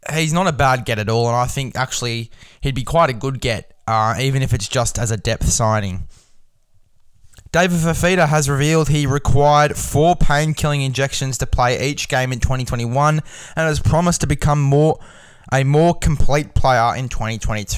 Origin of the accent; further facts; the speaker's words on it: Australia; an Aussie man myself